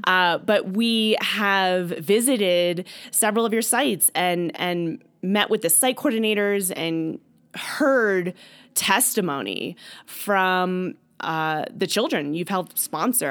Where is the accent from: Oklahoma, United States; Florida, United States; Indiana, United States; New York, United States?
Florida, United States; Stuart; I am from Stuart, Florida, and attend church there